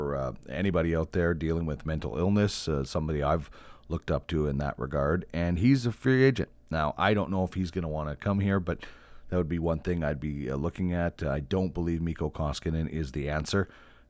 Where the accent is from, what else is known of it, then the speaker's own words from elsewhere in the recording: Manitoba, Canada; I'm from Manitoba